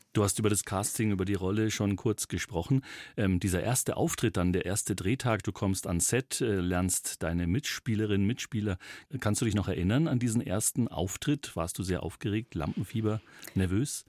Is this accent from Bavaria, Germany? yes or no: yes; Upper Palatinate, Bavaria, Germany; accent: Oberpfälzisch; dass ich auch gebürtiger Oberpfälzer bin